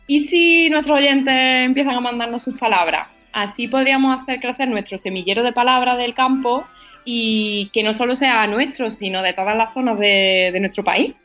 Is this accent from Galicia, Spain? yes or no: no; Sierra Norte de Sevilla, Andalusia, Spain; Es una palabra que usan en mi pueblo, en la Sierra Norte de Sevilla